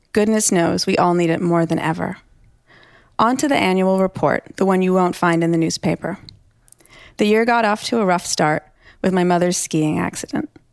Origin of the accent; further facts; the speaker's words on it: New York, United States; also born or lived in Toronto; I'm from New York